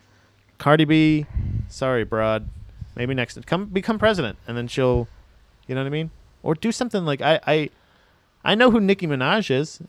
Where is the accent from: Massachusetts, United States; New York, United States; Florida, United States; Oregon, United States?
Florida, United States; I'm from Florida